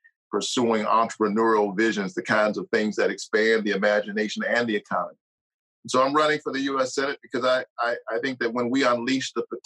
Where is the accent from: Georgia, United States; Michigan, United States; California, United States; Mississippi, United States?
Georgia, United States; Savannah; I'm a Georgia boy. I grew up, was born and raised in Savannah, Georgia, in public housing